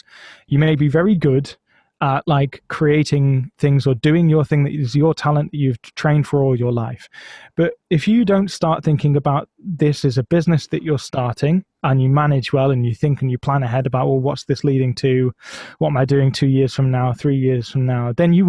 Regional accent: Blackburn, North West England, United Kingdom; Oh, I'm from Blackburn. Oh, it's shit, isn't it? Yeah, it's a bit shit.

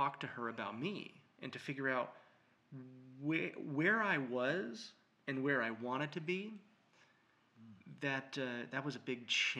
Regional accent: California, United States; moved away as an adult; also born or lived in New York; now in Austin, United States; I was born in New York. My parents moved my sister and I to California when I was 1. I grew up with a New York family on the West Coast.

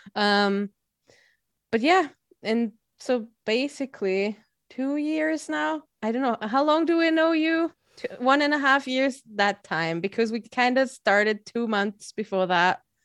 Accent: Austria; I'm from Austria

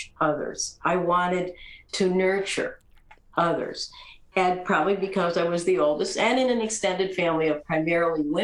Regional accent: East Coast, United States; I grew up on the East Coast in a traditional family

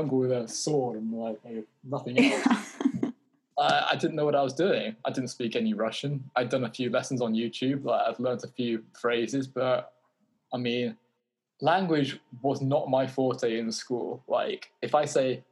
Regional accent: United Kingdom; I'm British

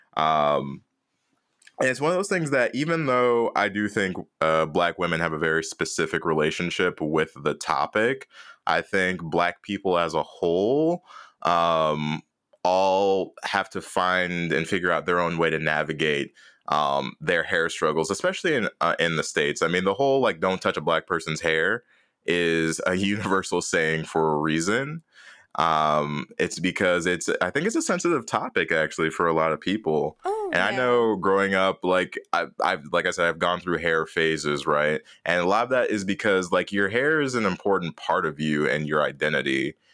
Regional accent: Jamaica; I'm Jamaican

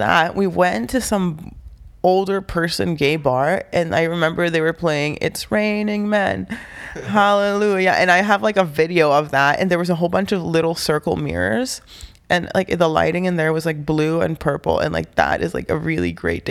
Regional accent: Honduras; also born or lived in New Orleans; now in Grinnell, United States; I am a 23-year-old woman that lives in Grinnell, Iowa with her family. I moved to Iowa in 2009 from New Orleans, and I moved to New Orleans from Honduras in 2001.

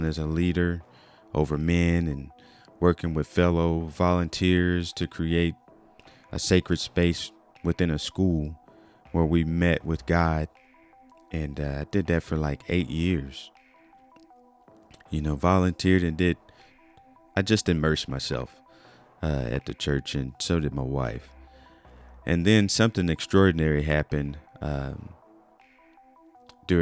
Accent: Wichita Falls, Texas, United States; moved away as an adult; also born or lived in Fort Worth, Texas; now in Tulsa, United States; I was born and raised in Wichita Falls, Texas, where I developed lifelong friendships and cherished my small town upbringing

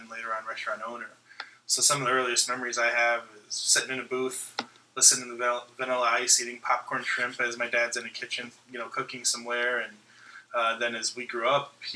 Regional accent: Rockford, Illinois, United States; also born or lived in Chicago / California / Florida / Kentucky; now in Chattanooga, United States; My hometown is Rockford, Illinois, which is about 90 minutes outside of Chicago

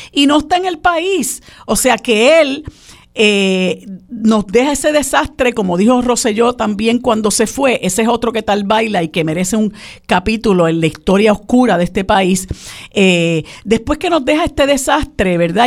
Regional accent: Puerto Rico; nuestros compatriotas puertorriqueños

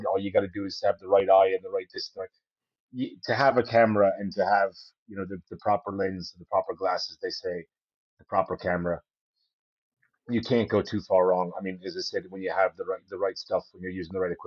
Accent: Allentown, Pennsylvania, United States; moved away as an adult; now in Kenmare, Ireland; That was actually where I was born in Brayer. Born and raised.

